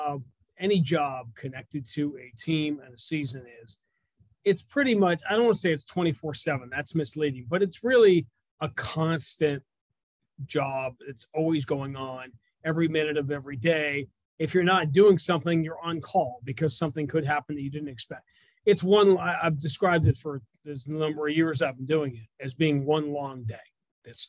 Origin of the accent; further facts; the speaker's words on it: New York City, New York, United States; moved away; I grew up in Greenwich Village in New York